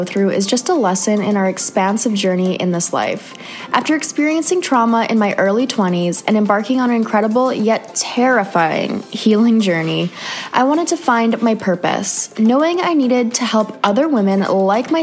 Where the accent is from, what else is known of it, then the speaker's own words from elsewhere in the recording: Canada; moved away; another Canadian girl